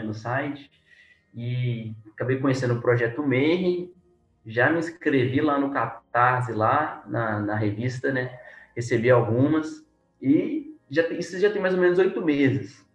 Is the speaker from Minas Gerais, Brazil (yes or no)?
yes; Belo Horizonte, Minas Gerais, Brazil; sou de Belo Horizonte, né, Minas Gerais